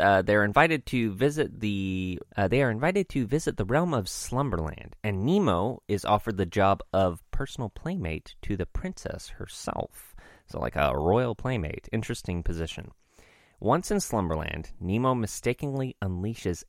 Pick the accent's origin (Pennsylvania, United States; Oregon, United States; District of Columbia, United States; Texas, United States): Oregon, United States; I've been born and raised in Oregon